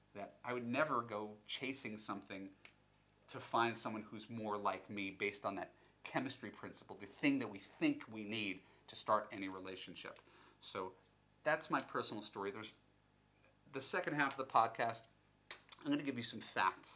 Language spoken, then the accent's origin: English; United States; being American